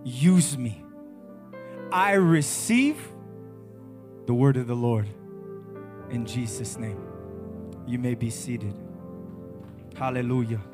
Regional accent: California, United States; now in Ghana; I come from America, from the state of California, from the mountains. That's where I'm from.

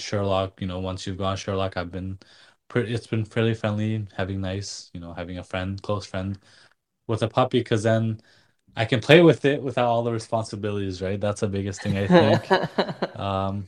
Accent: Nepal; moved away; growing up in Nepal, my dad was a vet

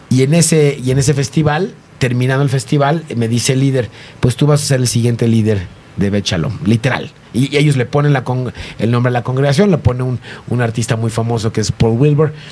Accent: Mexico; de México

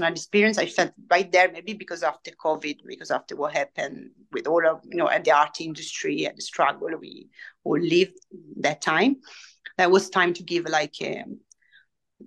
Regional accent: Italy; English is a second language

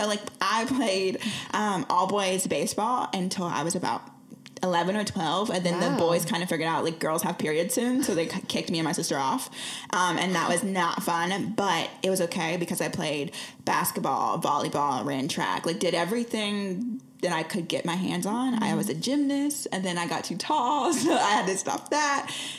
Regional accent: Lee's Summit, Missouri, United States; In Lee Summit. So like, okay, here's how people know. The Chiefs just won the Super Bowl.

